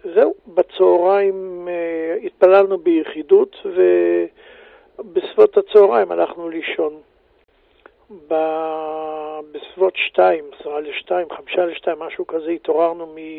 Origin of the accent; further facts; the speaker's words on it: Beersheba, Southern District, Israel; moved away as an adult; also born or lived in Gilat; now in Jerusalem, Israel; אני נולדתי בבאר שבע, אה, גדלתי, ב... למדתי בשכונה, ב... בישיבה התיכונית